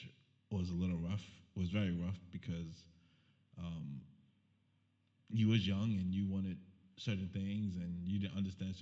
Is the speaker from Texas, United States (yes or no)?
no; New York, United States; also born or lived in Bermuda; Grew up in New York.